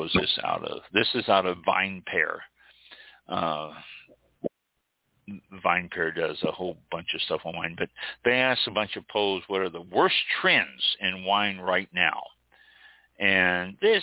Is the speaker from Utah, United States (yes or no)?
no; Missouri, United States; now in Florida, United States; I'm from Missouri